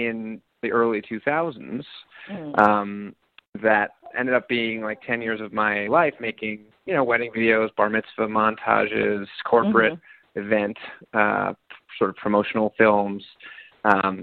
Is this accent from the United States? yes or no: yes; New York City, New York, United States; I grew up in New York City.